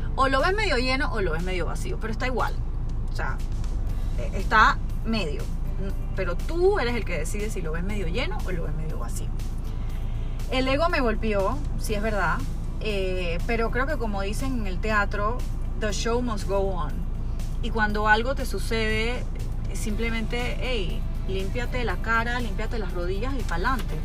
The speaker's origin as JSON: {"language": "Spanish", "country": "Panama", "said": "en mi país, yo vivo en Panamá"}